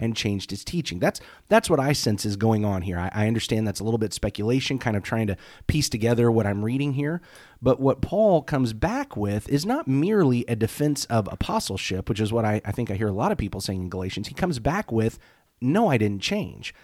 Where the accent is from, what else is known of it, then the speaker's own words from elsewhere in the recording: United States; as an American Christian